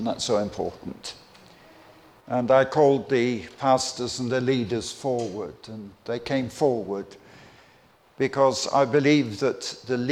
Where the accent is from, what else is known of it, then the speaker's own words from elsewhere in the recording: Croydon, London, United Kingdom; also born or lived in Clapham; I grew up in London. I'm a Londoner. I'm not a Northerner. And I was born in Clapham, grew up in Croydon.